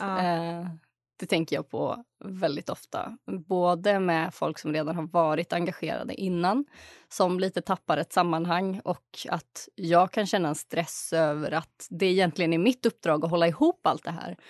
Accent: Uppsala, Uppsala County, Sweden; Jag kommer från Uppsala, född och uppvuxen här

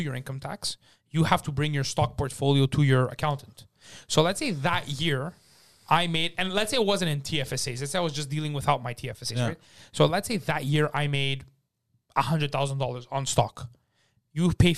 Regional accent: Montreal, Quebec, Canada; I grew up in Park X.

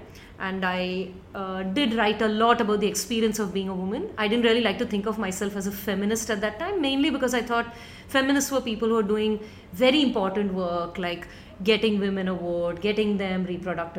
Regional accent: Mumbai, Maharashtra, India; I grew up in Bombay and I come from a very decent middle class Tamilian family

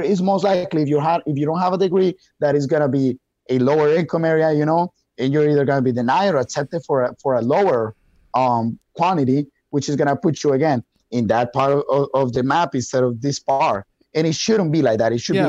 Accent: Wisconsin, United States; But if you look at Milwaukee, like for example, we're from Wisconsin.

